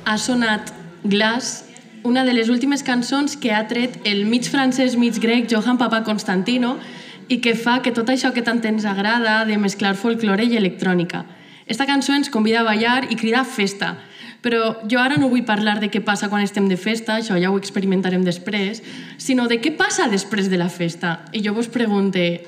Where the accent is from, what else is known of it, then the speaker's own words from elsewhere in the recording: Gandia, Valencian Community, Spain; soc de Gandia